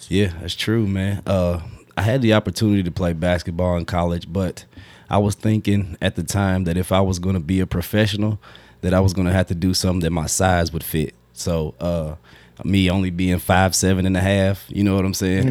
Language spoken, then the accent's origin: English; Frankfort, Kentucky, United States; growing up in Frankfort, a small town, everybody knows everybody